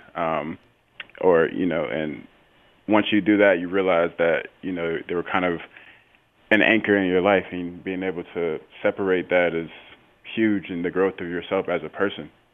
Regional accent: St. Petersburg, Florida, United States; also born or lived in Tampa, Florida; I'm from Saint Petersburg, Florida

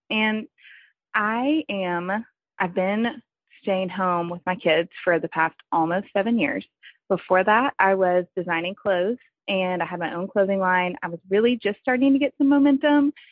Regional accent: Texas, United States; I'm from Texas

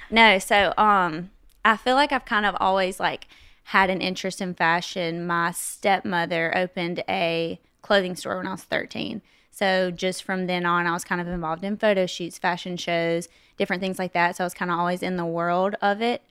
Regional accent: West Monroe, Louisiana, United States; accent: southern; now in Nashville, United States; I was born and raised in West Monroe, Louisiana

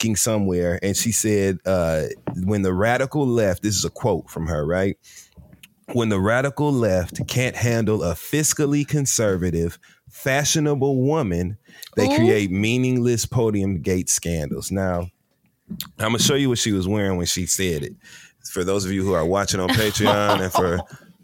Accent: Flint, Michigan, United States; born or raised there; moved away

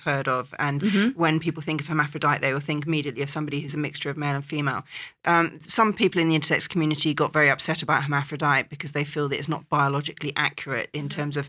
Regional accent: England, United Kingdom; moved away; growing up in England

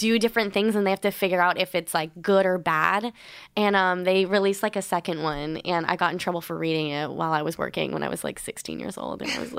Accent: Whitefield, New Hampshire, United States; Whitefield, New Hampshire.

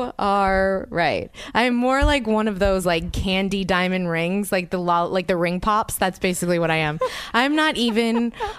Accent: the South, United States; I'm from the South.

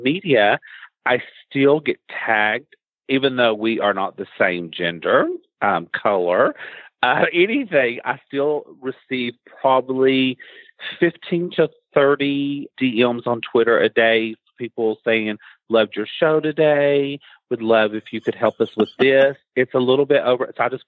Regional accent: Eastern Kentucky, United States; I grew up before the internet, and I grew up in Eastern Kentucky

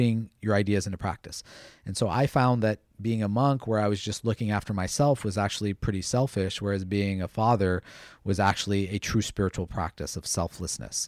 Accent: United States; I grew up in the United States at a time when we didn't have a lot of Indian role models

